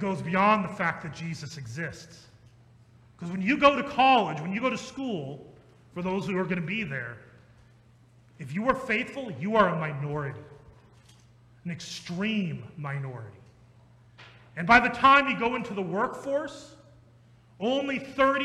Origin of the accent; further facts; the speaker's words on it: Ankeny, Iowa, United States; I grew up in Ankeny.